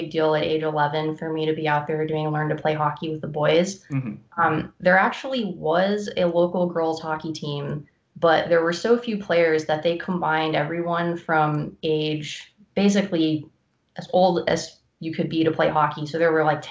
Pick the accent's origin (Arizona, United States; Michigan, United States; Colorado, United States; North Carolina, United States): North Carolina, United States; I grew up in North Carolina, where hockey is not a huge sport